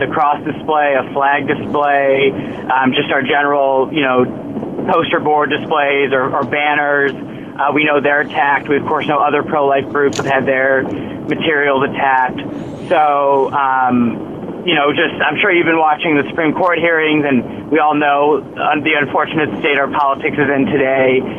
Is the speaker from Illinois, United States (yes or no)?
yes; Illinois, United States; I'm from Illinois